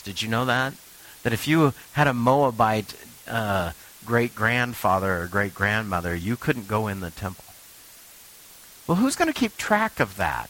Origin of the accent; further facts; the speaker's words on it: Richland, Washington, United States; moved away; I'm from the Tri Cities